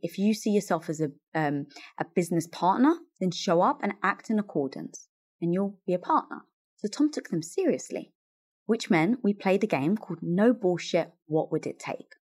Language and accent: English; London, United Kingdom; moved away as an adult; now in Los Angeles, United States; growing up, Greek Orthodox in North London